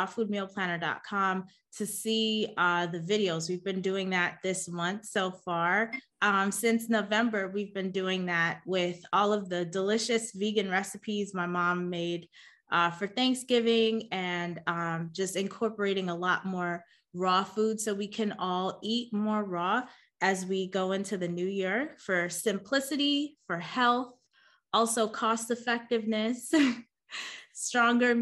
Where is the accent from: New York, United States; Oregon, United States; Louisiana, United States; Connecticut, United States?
New York, United States; New York City; moved away; also born or lived in Chicago; I'm born and raised in Queens, New York.